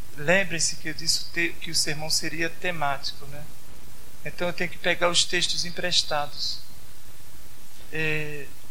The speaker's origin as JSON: {"language": "Portuguese", "town": "Caruaru", "region": "Pernambuco", "country": "Brazil", "said": "eu sou de Caruaru mesmo"}